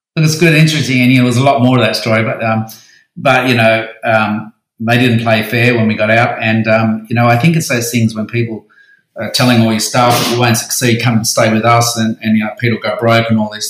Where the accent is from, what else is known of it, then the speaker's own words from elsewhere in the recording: Sydney, New South Wales, Australia; also born or lived in Central Coast; I moved back to Sydney from the Central Coast